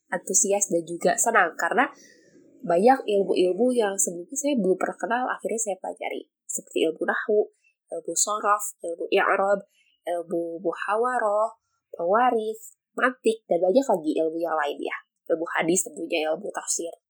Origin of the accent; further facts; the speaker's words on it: Bandung, West Java, Indonesia; Saya berasal dari kota Bandung.